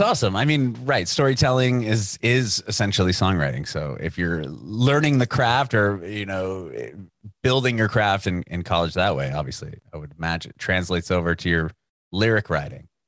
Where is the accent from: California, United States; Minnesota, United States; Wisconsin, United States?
California, United States; San Diego; moved away as an adult; now in Nashville, United States; I moved to Nashville recently within the past year, but I'm originally from San Diego